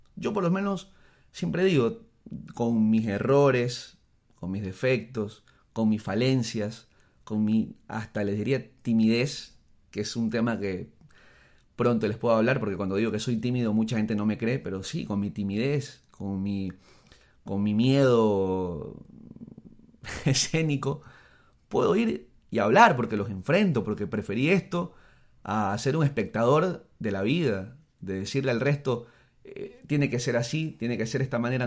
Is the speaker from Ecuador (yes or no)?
yes; Ecuador; soy ecuatoriano y eso no va a cambiar aunque me vaya a vivir mañana a Siberia y saque la nacionalidad rusa. No va a cambiar, sigo siendo ecuatoriano y el hecho de que yo nací aquí no va a cambiar jamás.